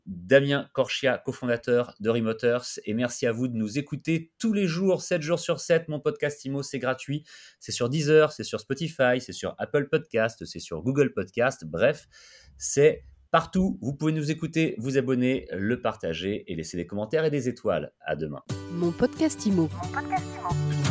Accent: France; chez nous en France

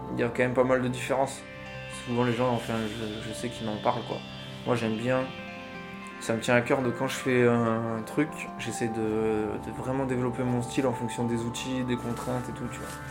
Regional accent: Rochessadoule, Occitania, France; moved away as an adult; also born or lived in Bessèges / Brussels, Belgium; now in Marseille, France; j'ai grandi à Roche-Sadoul

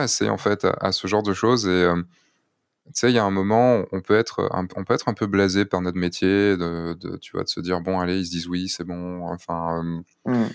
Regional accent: France; en tant que Français

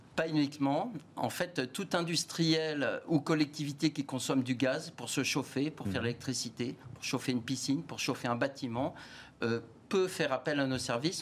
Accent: France; je suis français, fier d'être français

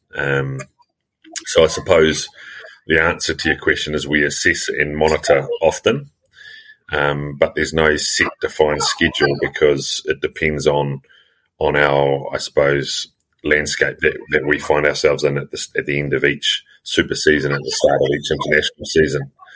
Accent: New Zealand; also born or lived in Australia; I was born and bred in New Zealand.

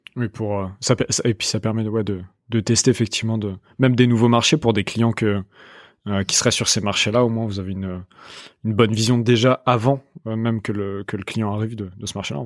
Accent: Rouen, Normandy, France; je viens de Rouen

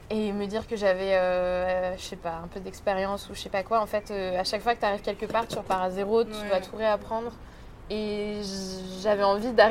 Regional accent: France; also born or lived in Australia; je suis née en Australie. Et je suis arrivée en France quand j'avais deux ans. Et euh, j'ai passé 12 euh, ans de ma vie en banlieue.

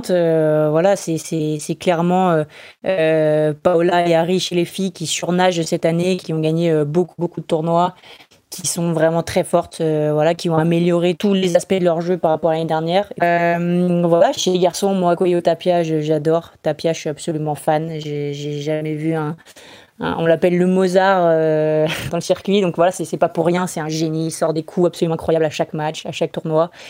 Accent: France; mais pour nous en tant que Français, on sait à quel point euh, jouer à Roland c'est complètement mythique

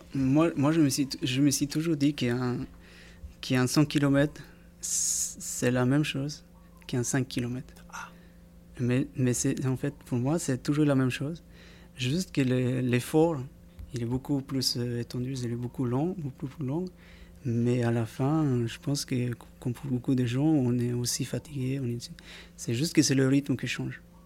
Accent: Peru; French is a second language; moved away as an adult; now in French Polynesia; Je, vivais chez moi au Pérou, parce que je suis un Pérouien à la base

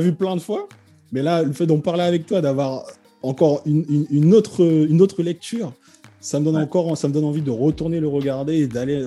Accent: French Guiana; moi en fait je viens de Guyane

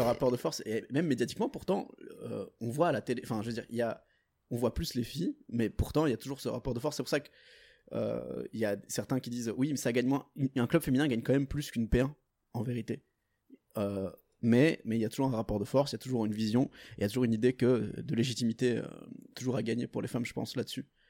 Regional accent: Portugal; now in Belgium; je suis portugais.

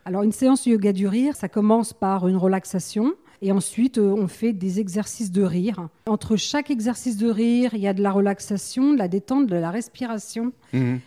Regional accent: Paris, Île-de-France, France; moved away as an adult; now in La Teste-de-Buch, France; je viens de Paris. J'étais donc chef d'entreprise dans l'industrie de la sécurité et l'événementiel

